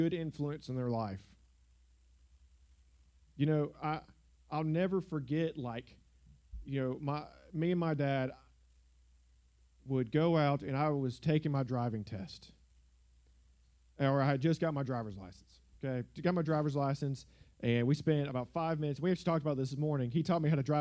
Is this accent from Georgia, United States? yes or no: yes; South Georgia, United States; the church I grew up in South Georgia